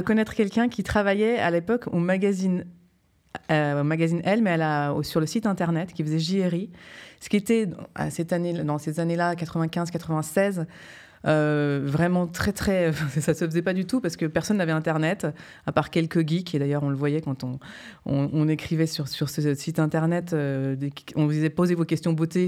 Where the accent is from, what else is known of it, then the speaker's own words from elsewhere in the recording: Geneva, Switzerland; moved away as an adult; also born or lived in New York / Paris; c'est quand même chez moi, j'ai grandi ici, je suis née à Genève